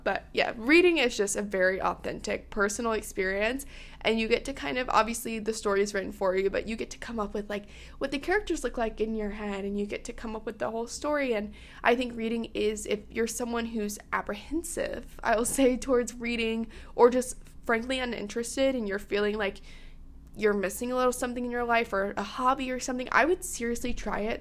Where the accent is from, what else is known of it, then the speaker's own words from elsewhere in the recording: South Carolina, United States; I'm from South Carolina